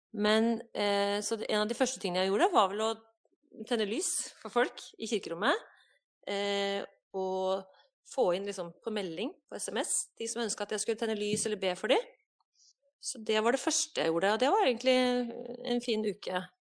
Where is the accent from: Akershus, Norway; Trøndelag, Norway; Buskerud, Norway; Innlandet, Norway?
Innlandet, Norway; Dombås; also born or lived in Hamar / Gudbrandsdalen / Ecuador; now in Ålgård, Norway; på Dombås, da jeg bodde der, der jeg vokste opp